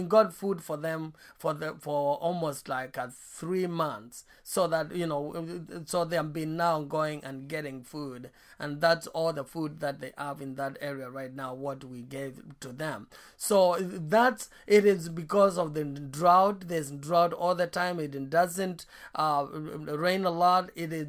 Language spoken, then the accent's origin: English; Eastern Province, Kenya; where I was born, I was born in Eastern Kenya, and I was born in a very poor family.